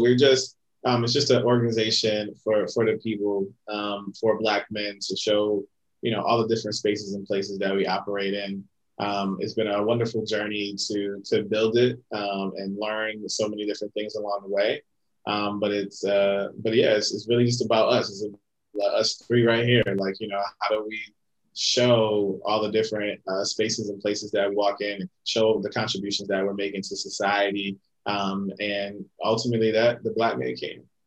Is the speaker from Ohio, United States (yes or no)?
no; Connecticut, United States; also born or lived in Bronx, New York; now in New York, United States; I'm from Connecticut originally. Currently live in uh, the Bronx, New York